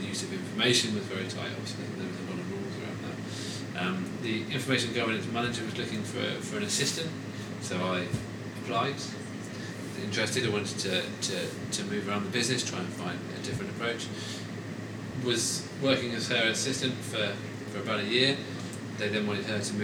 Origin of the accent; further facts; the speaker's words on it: Stratford-upon-Avon, West Midlands, United Kingdom; I was born in Stratford-upon-Avon, so Shakespeare country.